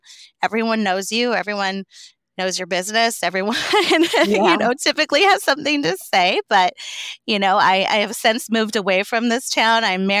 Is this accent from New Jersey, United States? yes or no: no; Western Washington, United States; So I'm originally from a small town in Western Washington, where I was raised by my single mother. I want to say our town was like 3,400 people, like one stoplight small.